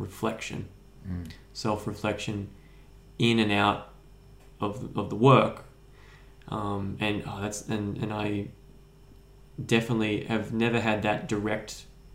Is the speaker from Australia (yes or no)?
yes; Kallangur, north side of Brisbane, Queensland, Australia; I grew up in Kawongba on the north side of Brisbane.